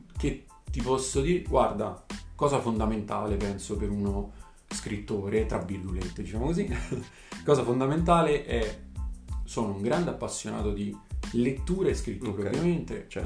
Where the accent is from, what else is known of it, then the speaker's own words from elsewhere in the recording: province of Naples, Campania, Italy; also born or lived in Parma; sono originario della provincia di Napoli